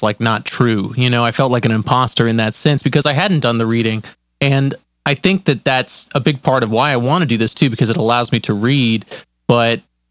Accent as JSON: {"language": "English", "town": "Atlanta", "region": "Georgia", "country": "United States", "said": "I'm 27 years old from Atlanta, Georgia."}